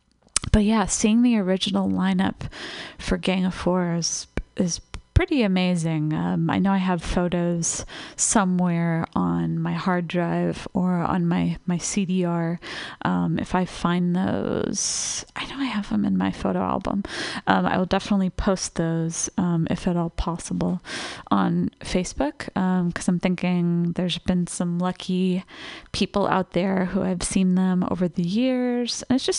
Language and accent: English; Los Angeles, California, United States; I was lucky enough as a teenager, growing up in Los Angeles, I was able to catch one of the reunion shows.